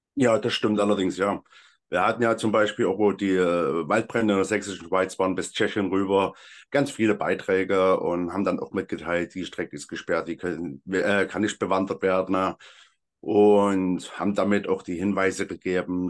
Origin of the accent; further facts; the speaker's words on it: Freital, Saxony, Germany; moved away as an adult; also born or lived in Elsterwerda, Brandenburg; now in Meissen, Germany; Ich komme ursprünglich aus Freital